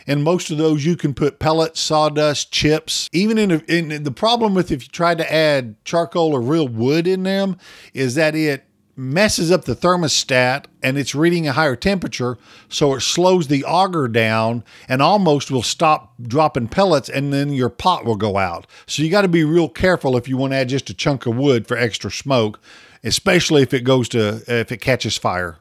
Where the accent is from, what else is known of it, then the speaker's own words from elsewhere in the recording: Oklahoma, United States; I'm from Oklahoma